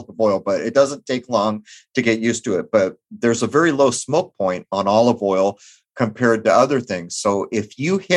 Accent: San Diego, California, United States; where I grew up in East County, San Diego

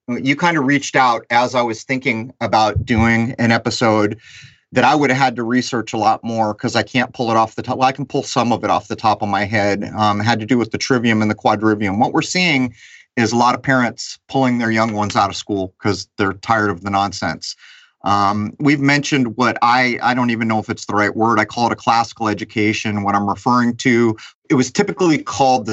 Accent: California, United States; moved away; I heard my hometown is on fire pretty bad in California

